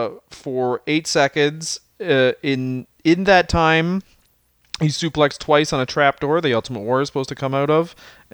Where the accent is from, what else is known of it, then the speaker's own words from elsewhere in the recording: Canada; I am Canadian